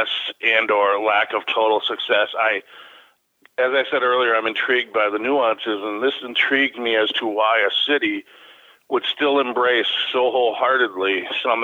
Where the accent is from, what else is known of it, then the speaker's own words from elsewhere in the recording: Chicago, Illinois, United States; now in Milwaukee, United States; Growing up in Chicago and my first time seeing Wrigley Field and then moving up to the Milwaukee area